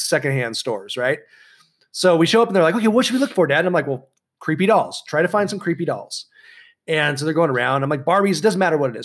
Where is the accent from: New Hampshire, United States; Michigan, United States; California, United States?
California, United States; San Clemente; my hometown, uh, of San Clemente